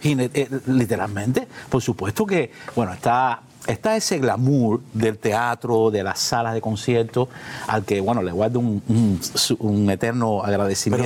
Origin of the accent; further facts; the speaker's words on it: Matanzas, Cuba; moved away; Soy del centro de Matanza, de Pueblo Nuevo, en la calle de las Mercedes